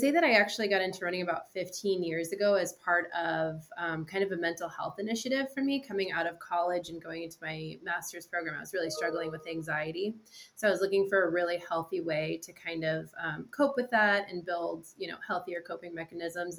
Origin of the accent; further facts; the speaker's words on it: New Hampshire, United States; I'm also from New Hampshire